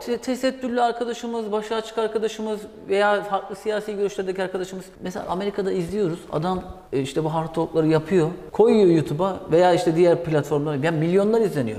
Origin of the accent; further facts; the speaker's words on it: Black Sea Region, Turkey; Karadeniz ben de Karadeniz